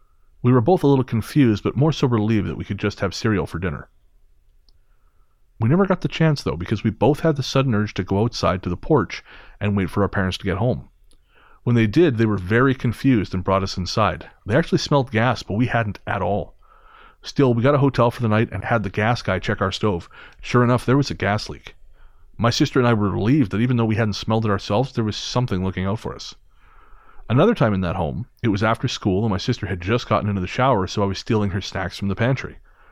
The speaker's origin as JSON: {"language": "English", "town": "Billings", "region": "Montana", "country": "United States", "tie": "born or raised there", "said": "I grew up in Billings, Montana"}